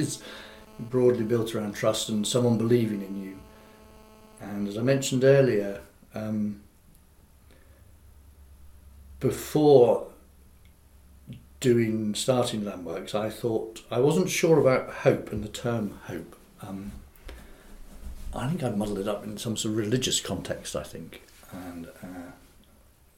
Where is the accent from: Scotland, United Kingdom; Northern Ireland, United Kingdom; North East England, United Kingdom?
Scotland, United Kingdom; Aberdeen; moved away as an adult; also born or lived in Newton Abbot / Totnes; I was born in Aberdeen, and I kind of worked my way south, working on farms